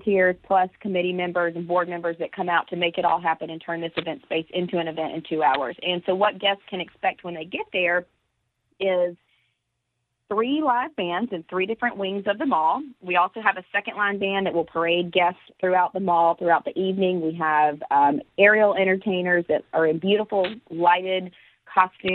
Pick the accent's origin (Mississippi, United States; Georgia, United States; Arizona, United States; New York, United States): Mississippi, United States; moved away as an adult; now in Pensacola, United States; And I'm from Mississippi originally. I've lived in Pensacola for 8 years.